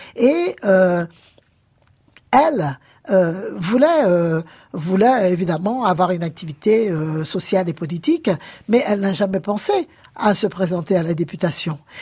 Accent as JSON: {"language": "French", "country": "Guadeloupe", "said": "je viens de la Guadeloupe"}